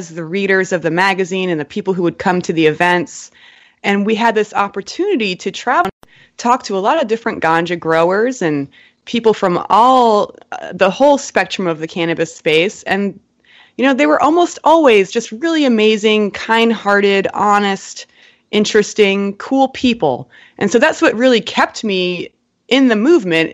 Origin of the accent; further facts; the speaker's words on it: Cleveland, Ohio, United States; I grew up in Cleveland, and I was kind of a hippie kid